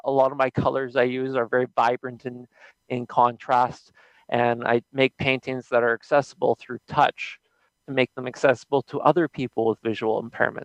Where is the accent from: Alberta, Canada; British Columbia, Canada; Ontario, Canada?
British Columbia, Canada; Nanaimo; I'm from Nanaimo, BC. Pretty much grew up on the island most of my life.